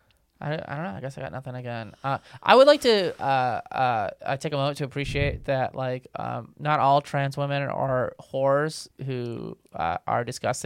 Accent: Northwest Indiana, United States; moved away; I grew up in Indiana.

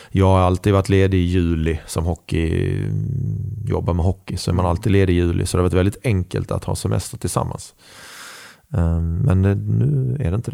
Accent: Skåne, Sweden; accent: Scanian; now in Karlstad, Sweden; Eh, fast jag är mer skåning än värmlänning i, i dialekten. Eh, och jag kan bre på ordentligt om jag

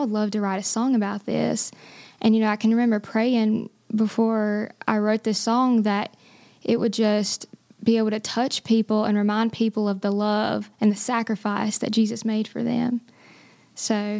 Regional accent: Boiling Springs, North Carolina, United States; this is my hometown as well

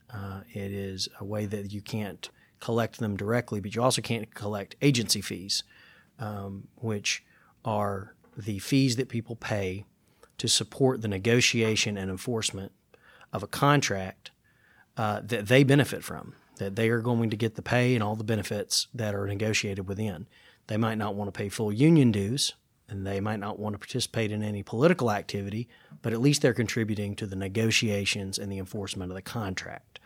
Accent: Gallatin, Tennessee, United States; growing up in Gallatin

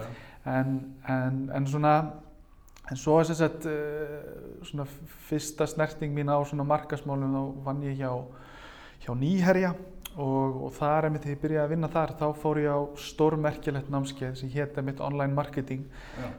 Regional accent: Reykjavík, Capital Region, Iceland; ég er úr Vesturbænum og hérna og, og mentanvegurinn var hérna Grandaskóli, Hagaskóli

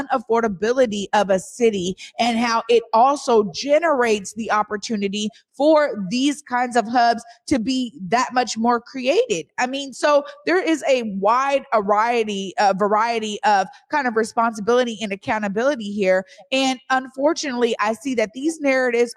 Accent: Seattle, Washington, United States; I grew up in the Central District

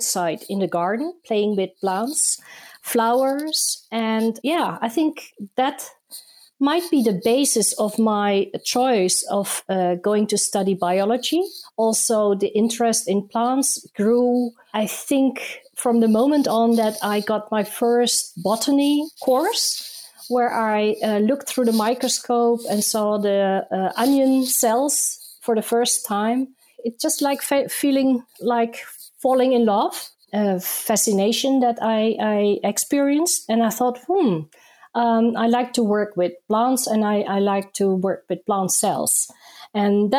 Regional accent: Netherlands; also born or lived in Indonesia; I was born in Indonesia, where I grew up and lived until I was 9 years old, and then we moved with my family to the Netherlands. So there I went to school and I also started my university career

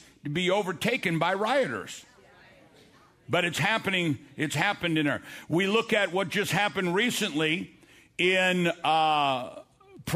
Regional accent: United States; I'm an American

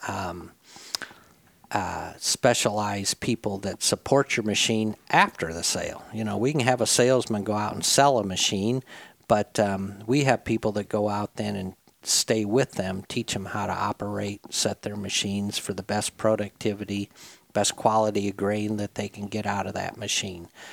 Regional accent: Midwest, United States; now in Jonesboro, Arkansas, United States; I grew up in the Midwest on a um, family farm up there.

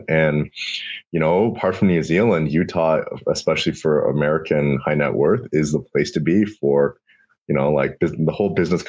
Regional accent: Canada; As a Canadian

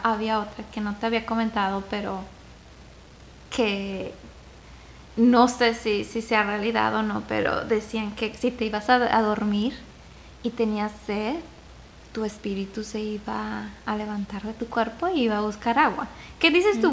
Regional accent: Zacatecas, Mexico; Zacatecas, de donde yo soy

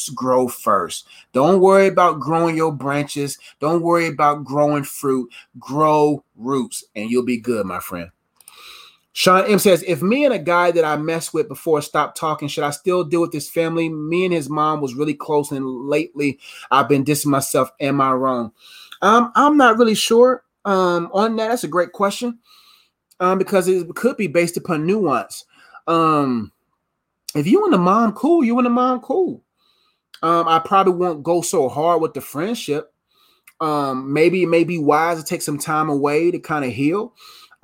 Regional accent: Nigeria; I'm Nigerian

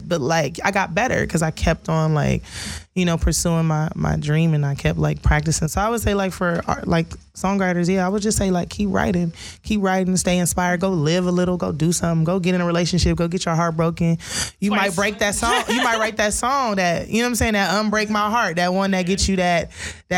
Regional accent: Compton, California, United States; I'm from Compton, California

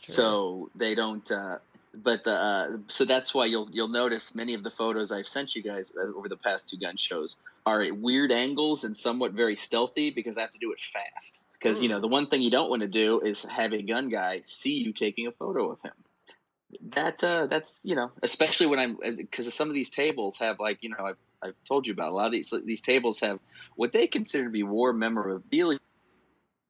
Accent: California, United States; where are you from? I'm like, California

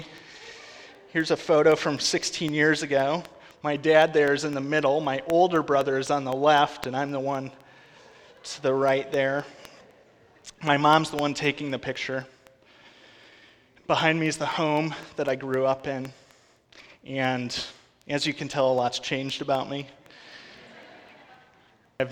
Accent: Wisconsin, United States; moved away as an adult; I grew up in Wisconsin, family of six, my parents, three brothers, and myself

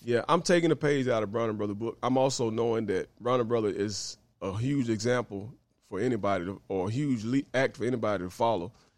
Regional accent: Greenville, Mississippi, United States; now in Memphis, United States; I'm originally from Greenville, Mississippi

